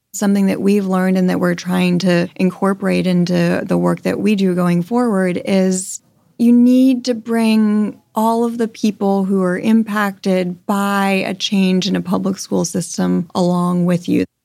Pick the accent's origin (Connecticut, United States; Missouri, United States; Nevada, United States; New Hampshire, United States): Connecticut, United States; now in Los Angeles, United States; I grew up in a suburb in Connecticut. I had a very charmed childhood